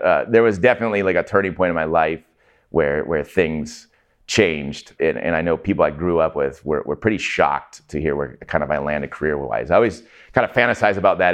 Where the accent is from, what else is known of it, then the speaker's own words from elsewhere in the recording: Everett, Washington, United States; I grew up in Everett